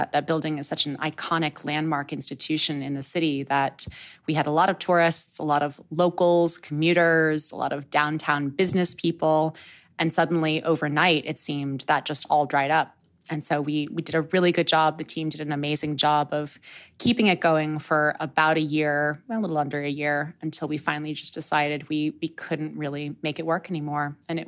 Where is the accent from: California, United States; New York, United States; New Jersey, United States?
New York, United States; moved away as an adult; I came out west from New York, where I had been living for most of my life